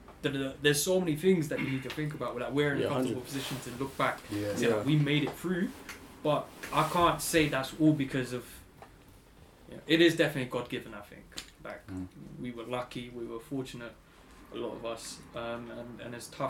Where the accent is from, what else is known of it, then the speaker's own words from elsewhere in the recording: London, United Kingdom; moved away; also born or lived in Kent; I grew up in London and then moved to Kent